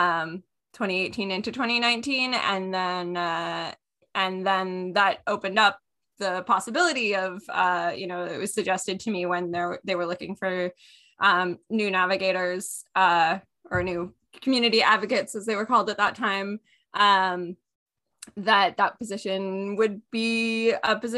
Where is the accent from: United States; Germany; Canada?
Canada; McDonalds Corners, Ontario; I grew up in the Lanark Highlands in McDonald's Corners